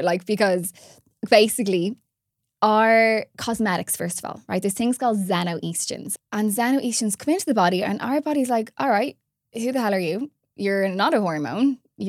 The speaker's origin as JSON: {"language": "English", "country": "Ireland", "said": "Like, especially as Irish gals, we love our glam."}